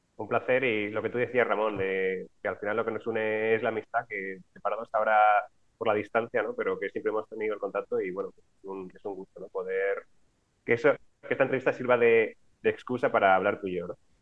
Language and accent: Spanish; Alicante, Valencian Community, Spain; moved away as an adult; now in Valencia, Spain; Yo soy de Alicante, pero vine a estudiar a Valencia, donde estoy ahora